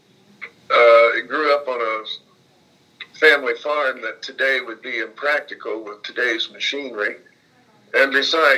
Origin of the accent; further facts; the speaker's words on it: Martinsville, Indiana, United States; now in Anna Maria, United States; growing up in Martinsville is there was no good side, bad side